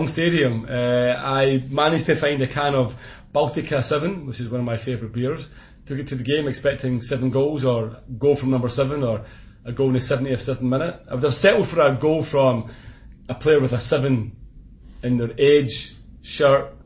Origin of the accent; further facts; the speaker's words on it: Scotland, United Kingdom; accent: Scottish; my Scottish accent